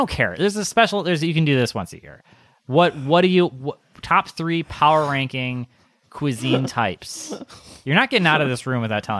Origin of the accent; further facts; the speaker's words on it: Wisconsin, United States; But I'm from Wisconsin